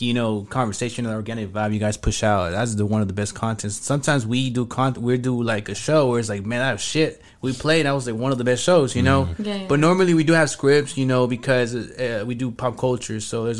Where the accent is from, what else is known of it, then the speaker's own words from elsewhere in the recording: Irving, Texas, United States; Bro, we came from Irving, so Irving doesn't have anything, bro.